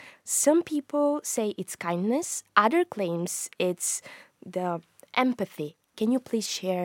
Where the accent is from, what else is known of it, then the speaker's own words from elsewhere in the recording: Bulgaria; now in London, United Kingdom; I'm from Bulgaria, and I was part of the 2020 Challenge Edition, which was very, very insightful and amazing experience. Currently, I live here in London and work as a data analyst.